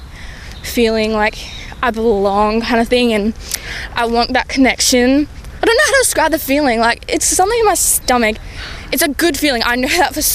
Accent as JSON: {"language": "English", "region": "Queensland", "country": "Australia", "said": "I'm from Queensland"}